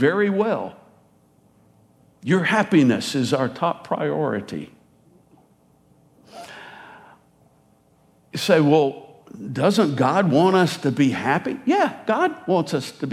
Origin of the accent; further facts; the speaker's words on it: United States; I am American